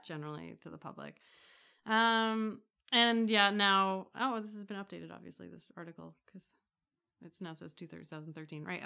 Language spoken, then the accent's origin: English; Toronto, Ontario, Canada; I don't actually live in Toronto, although I grew up